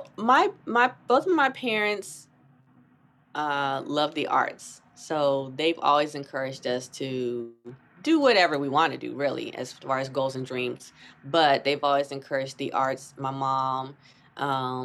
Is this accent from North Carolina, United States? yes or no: yes; North Carolina, United States; moved away as an adult; also born or lived in Boston; now in New York City, United States; I grew up in North Carolina